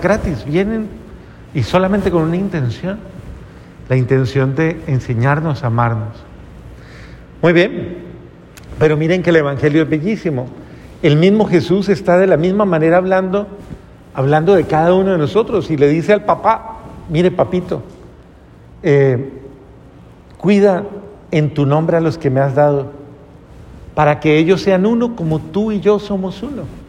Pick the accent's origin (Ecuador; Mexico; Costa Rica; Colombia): Colombia; yo soy colombiano